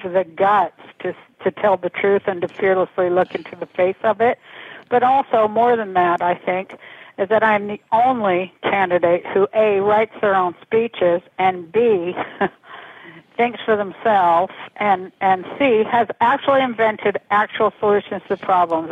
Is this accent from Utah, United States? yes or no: yes; Salt Lake City, Utah, United States; I'm from Salt Lake City, Utah